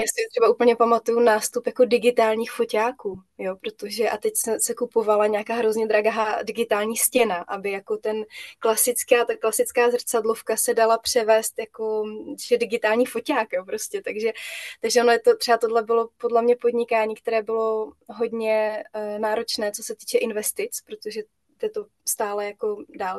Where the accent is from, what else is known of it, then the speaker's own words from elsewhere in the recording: Moravia, Czechia; also born or lived in Brno; tady u nás na Moravě